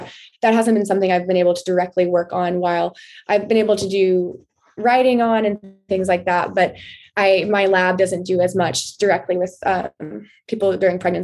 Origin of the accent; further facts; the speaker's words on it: Texas, United States; growing up in Texas